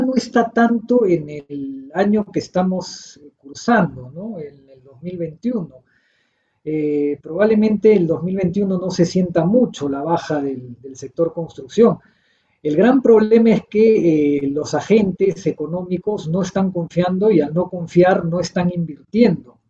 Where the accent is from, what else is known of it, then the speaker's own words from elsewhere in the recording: Peru; Yo soy peruano